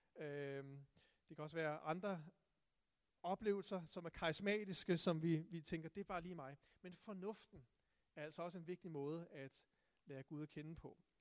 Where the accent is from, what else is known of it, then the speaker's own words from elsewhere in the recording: Tune, Zealand, Denmark; jeg voksede op i Tune